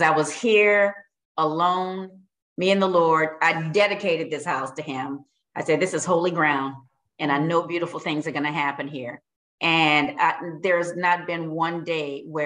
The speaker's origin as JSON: {"language": "English", "region": "Louisiana", "country": "United States", "said": "I'm from Louisiana"}